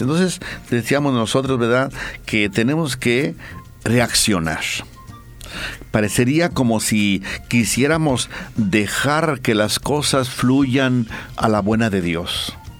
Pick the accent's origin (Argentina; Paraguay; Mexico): Mexico; now in Bolivia; yo mexicano